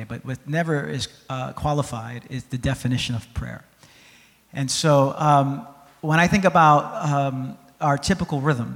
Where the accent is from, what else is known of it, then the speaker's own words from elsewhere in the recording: New York City, New York, United States; I'm from New York City